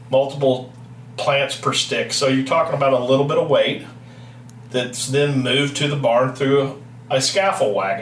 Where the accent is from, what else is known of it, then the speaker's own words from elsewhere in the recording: Kentucky, United States; moved away; I grew up in Kentucky, as you can tell based on my accent. Obviously, I'm not your true Iowan or Midwesterner